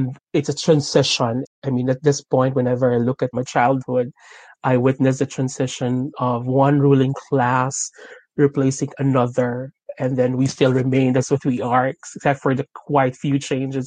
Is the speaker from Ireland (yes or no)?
no; Las Piñas, Metro Manila, Philippines; moved away as an adult; now in London, United Kingdom; Actually, I was born in Las Piñas City in Manila